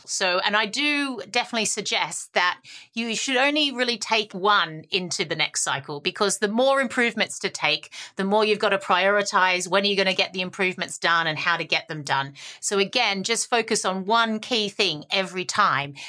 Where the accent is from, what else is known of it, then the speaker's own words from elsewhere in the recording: Australia; I'm the Aussie optimist